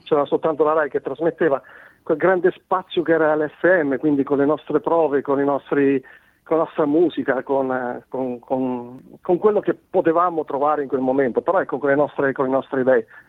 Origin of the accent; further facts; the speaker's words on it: Marche, Italy; accent: marchigiano; now in Cesena, Italy; sono marchigiano, come si sente dalla, da, dalla mm. parlata, ma non vivo, non vivo nelle Marche. In questo momento Vivo, vivo in Romagna, a Cesena